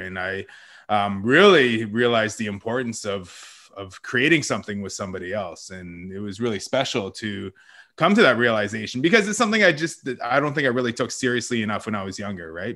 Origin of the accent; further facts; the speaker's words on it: Wasauksing First Nation, Ontario, Canada; also born or lived in Toronto; after I was born, I uh, went back to the res, and that's where I grew up